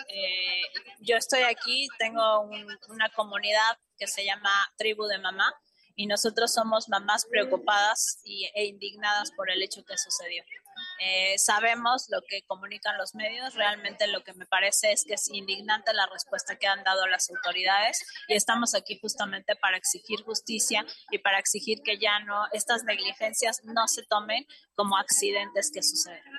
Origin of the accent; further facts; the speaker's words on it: Mexico; somos mexicanas